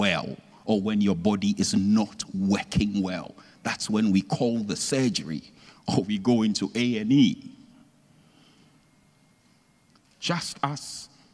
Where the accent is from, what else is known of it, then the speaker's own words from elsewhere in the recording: Ghana; I'm originally from Ghana